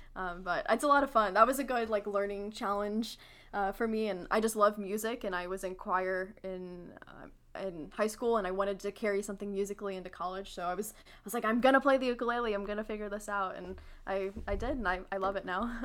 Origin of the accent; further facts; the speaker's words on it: St. Louis, Missouri, United States; I'm from Saint Louis